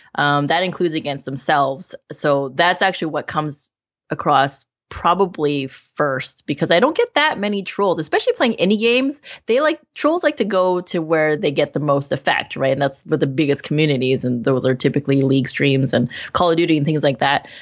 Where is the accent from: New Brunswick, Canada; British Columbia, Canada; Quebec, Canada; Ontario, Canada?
British Columbia, Canada; Vancouver; in my hometown, in Vancouver